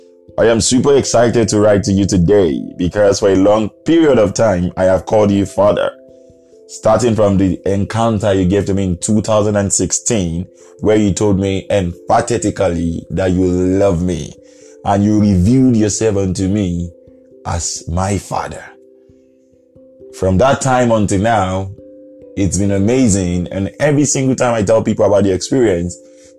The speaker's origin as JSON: {"language": "English", "country": "Nigeria"}